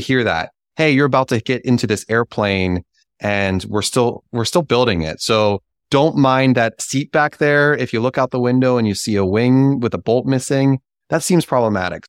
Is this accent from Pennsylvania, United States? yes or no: yes; Pittsburgh, Pennsylvania, United States; I am from Pittsburgh